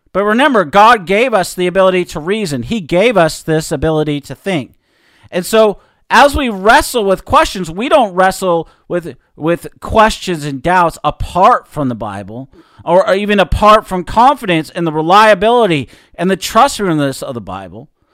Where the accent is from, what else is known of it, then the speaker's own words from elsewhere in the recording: Seattle, Washington, United States; growing up in Seattle, especially probably around my senior year